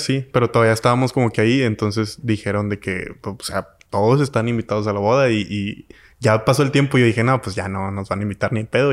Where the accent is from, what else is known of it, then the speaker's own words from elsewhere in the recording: Mexico; yo como mexicano